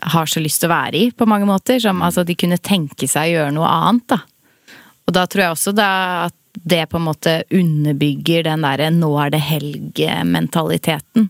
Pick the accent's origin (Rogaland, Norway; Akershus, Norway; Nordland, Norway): Akershus, Norway; Son; i Son. Det er jo der jeg er fra